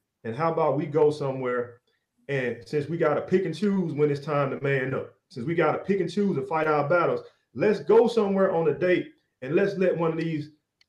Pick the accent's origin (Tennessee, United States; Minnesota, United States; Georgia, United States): Tennessee, United States; Memphis; I'm from South Memphis